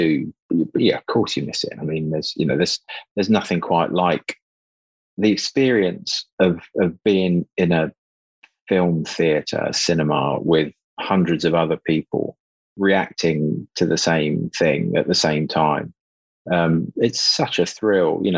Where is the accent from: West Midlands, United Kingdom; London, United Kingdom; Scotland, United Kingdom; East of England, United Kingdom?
East of England, United Kingdom; Luton; I'm from Luton and my bedroom overlooked the Electrolux car park.